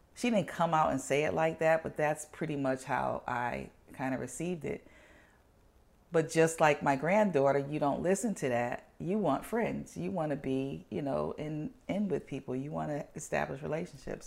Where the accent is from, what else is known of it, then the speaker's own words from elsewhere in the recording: New Haven, Connecticut, United States; I was born in New Haven, Connecticut